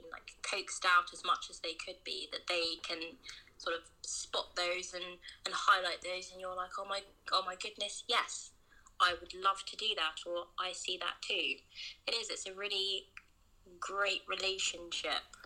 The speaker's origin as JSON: {"language": "English", "region": "England", "country": "United Kingdom", "tie": "born or raised there", "said": "But I was born in England"}